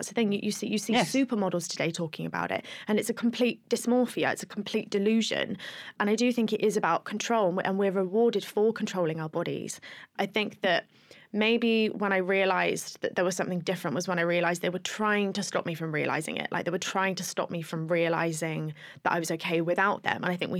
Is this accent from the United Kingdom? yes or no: yes; Plymouth, South West England, United Kingdom; I grew up in Plymouth